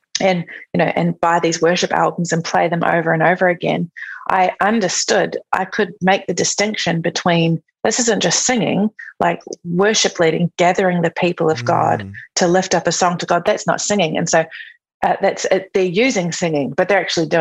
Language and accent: English; New Zealand; moved away as an adult; I'm from New Zealand. So I was living in New Zealand.